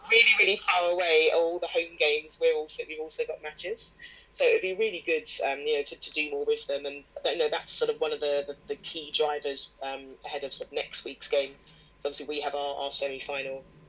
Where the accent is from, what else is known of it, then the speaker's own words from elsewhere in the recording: England, United Kingdom; I'm an English person